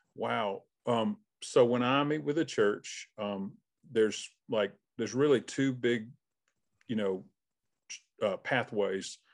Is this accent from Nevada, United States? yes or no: no; Albany, Georgia, United States; moved away as an adult; now in North Georgia, United States; I'm from Albany.